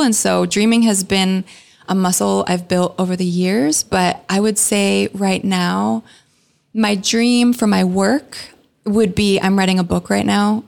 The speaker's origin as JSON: {"language": "English", "country": "Canada", "tie": "born or raised there", "moved": "as an adult", "lives_now": "Redding, United States", "said": "I grew up in Canada"}